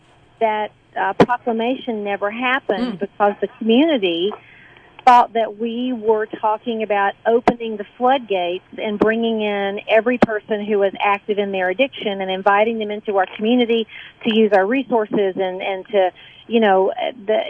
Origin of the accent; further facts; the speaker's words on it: Atlanta, Georgia, United States; moved away as an adult; now in Oneonta, United States; I'm originally from Atlanta, and my first job when I moved to Oneonta back in the 90s